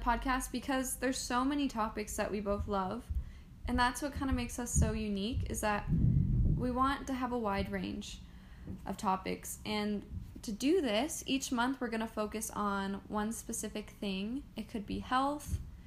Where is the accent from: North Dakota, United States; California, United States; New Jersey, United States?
California, United States; Roseville; now in Idaho, United States; I am originally from Northern California in Roseville